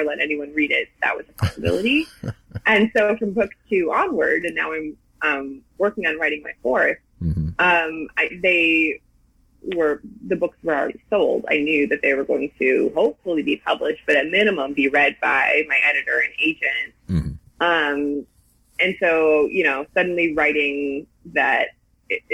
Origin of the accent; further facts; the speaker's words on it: Milwaukee, Wisconsin, United States; I'm from Milwaukee